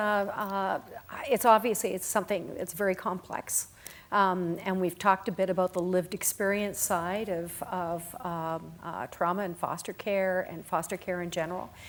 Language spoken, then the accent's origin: English; Eastern Canada, Canada; moved away; I come from Eastern Canada